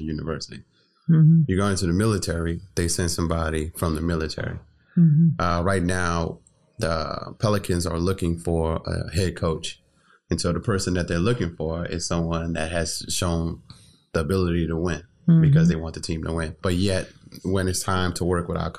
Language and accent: English; New Orleans, Louisiana, United States; growing up in New Orleans